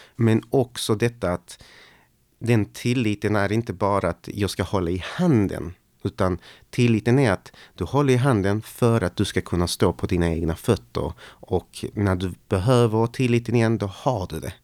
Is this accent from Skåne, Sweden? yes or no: yes; Malmö, Skåne, Sweden; Och jag växte upp då på Lindängen.